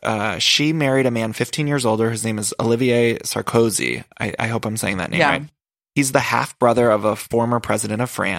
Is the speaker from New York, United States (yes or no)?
no; Ohio, United States; I'm from Ohio.